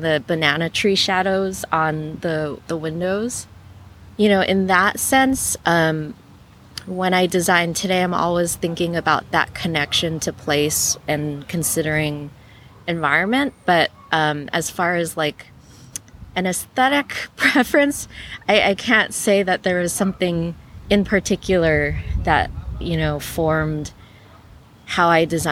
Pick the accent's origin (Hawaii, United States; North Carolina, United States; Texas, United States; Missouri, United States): Hawaii, United States; Honolulu; now in Los Angeles, United States; growing up in Hawaii definitely influenced my mindset